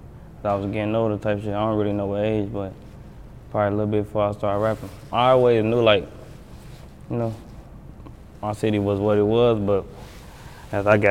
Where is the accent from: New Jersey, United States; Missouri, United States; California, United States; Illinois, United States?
Illinois, United States; Chicago; I'm from the South Side, from the Hunters